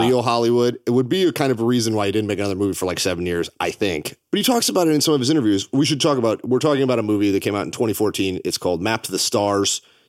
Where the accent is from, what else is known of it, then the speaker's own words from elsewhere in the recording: Canada; I think that because I'm Canadian, that adds this element where I get to see these things through a little bit of a different lens.